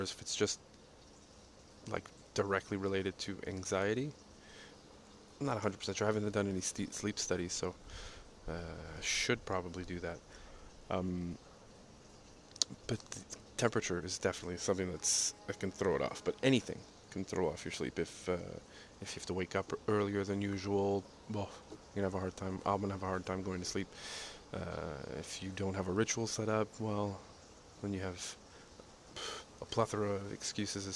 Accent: Montreal, Quebec, Canada; like being from Montreal, the East Coast

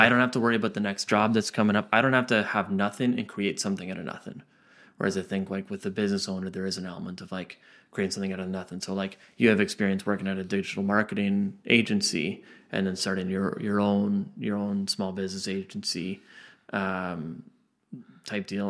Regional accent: Lindsay, Ontario, Canada; myself and so many others that grow up in Lindsay

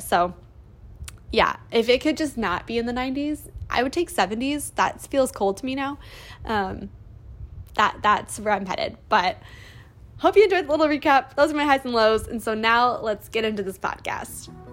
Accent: Indiana, United States; moved away as an adult; also born or lived in Ohio / Michigan; now in California, United States; I'm from Indiana originally, but recently I moved across the country to California

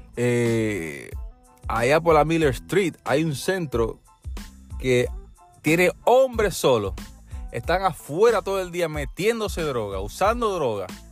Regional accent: Puerto Rico; also born or lived in Peru; now in United States; yo soy puertorriqueño

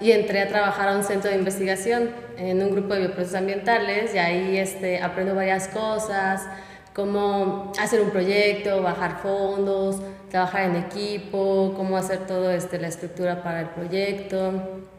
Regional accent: Guerrero, Mexico; now in Puebla, Mexico; yo he estado de aquí para allá. Yo nací en México, crecí en Guerrero, estudié en Monterrey, pero mi familia reside aquí en Puebla.

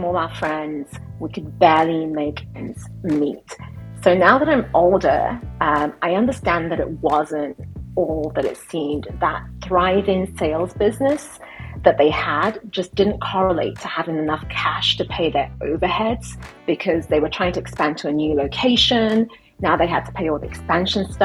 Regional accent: United Kingdom; I'm British

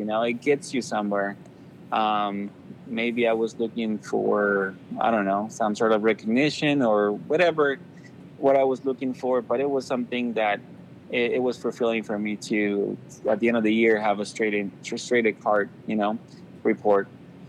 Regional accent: Anaheim, California, United States; I grew up in Anaheim. We call it Anaheim, but it's Anaheim. There was just so much crime where I live.

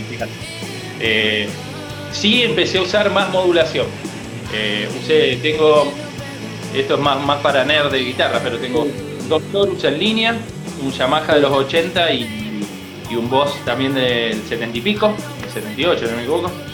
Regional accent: Muñiz, Buenos Aires Province, Argentina; now in Las Heras, Argentina; Muñiz, provincia de Buenos Aires

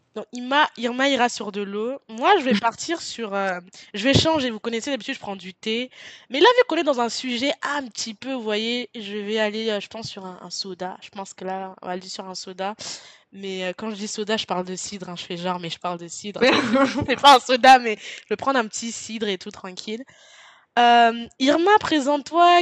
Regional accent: France; je suis française

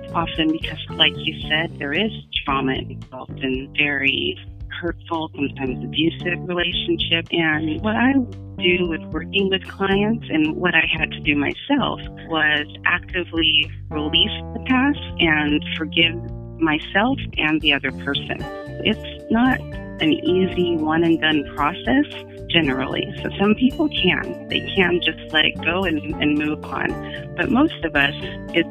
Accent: United States; I'm American

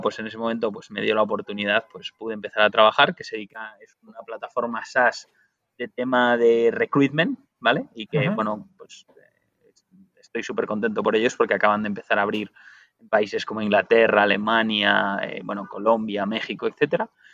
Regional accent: Spain; los únicos que lo decimos mal en el mundo somos los españoles

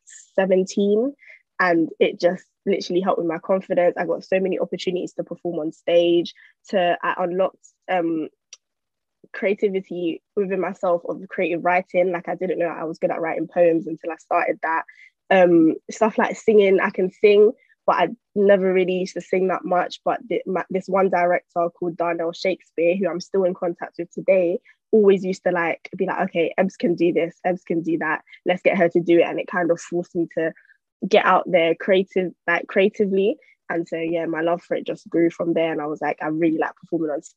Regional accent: London, United Kingdom; I grew up in East London, Newham

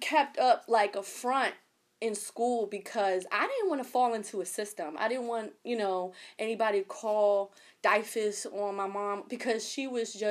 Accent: Camden, New Jersey, United States; I grew up in the inner city. I grew up in Camden.

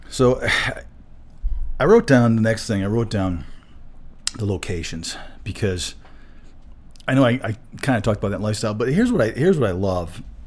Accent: Saginaw, Michigan, United States; moved away as an adult; also born or lived in Florida; now in Colorado, United States; I grew up in Michigan

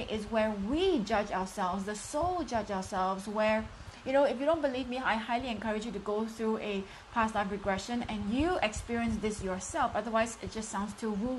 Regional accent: Singapore; I am from Singapore, streaming in live from Singapore.

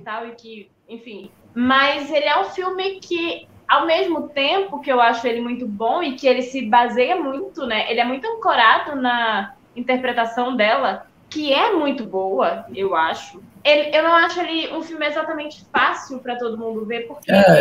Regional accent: Brazil; Sou brasileira

